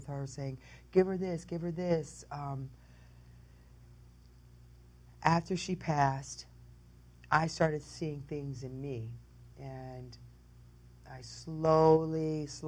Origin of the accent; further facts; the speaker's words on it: Detroit, Michigan, United States; also born or lived in Jamaica, Queens, New York; I was raised in Motor City.